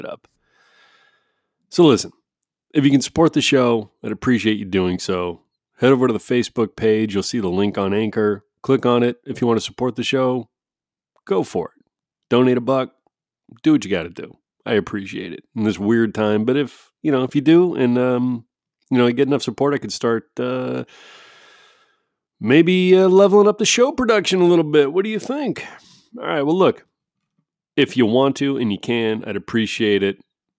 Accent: East Coast, United States; Oh, a traditional, cause I'm from the East Coast where white pizza is totally mainstay.

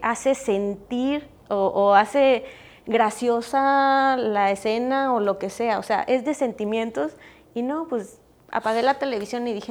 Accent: Mexico; also born or lived in Europe; yo tuve la oportunidad de vivir en Europa y yo extrañaba un montón mi México

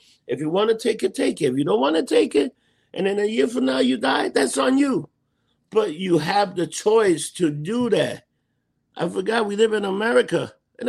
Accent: New York City, New York, United States; I'm a native New Yorker. I was born in New York

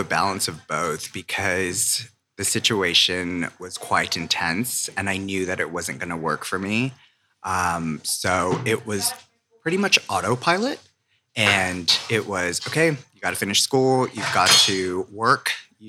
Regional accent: San Francisco, California, United States; So I grew up originally in San Francisco.

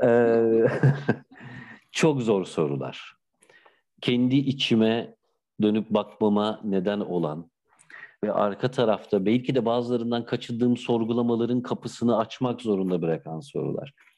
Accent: Bandırma, Balıkesir, Turkey; also born or lived in Bursa / Istanbul; now in Izmir, Turkey; Bandırma doğumluyum benim için önemli bir yer memleketim

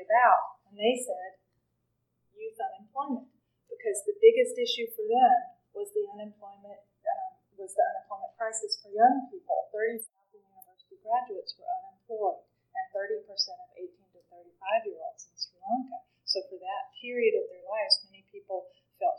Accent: Nicholas County, Kentucky, United States; my hometown

